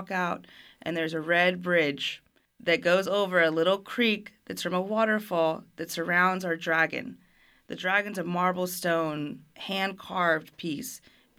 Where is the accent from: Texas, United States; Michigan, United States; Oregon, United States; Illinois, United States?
Texas, United States; Fort Worth; also born or lived in Germany; And I'm a military brat, so I grew up overseas in Germany for almost a decade and then came back to Fort Worth and to States.